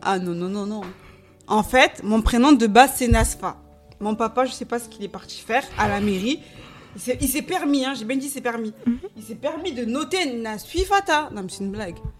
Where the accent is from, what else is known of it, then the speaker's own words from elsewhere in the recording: Marseille, Provence-Alpes-Côte d'Azur, France; now in Montigny-lès-Cormeilles, France; j'ai grandi à Marseille. Dans le sud